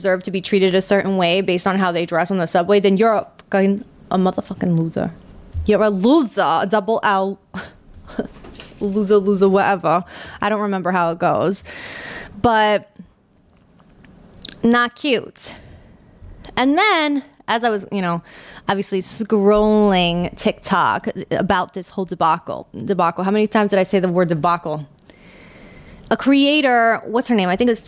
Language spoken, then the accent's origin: English; New York, United States; accent: New York; I'm from New York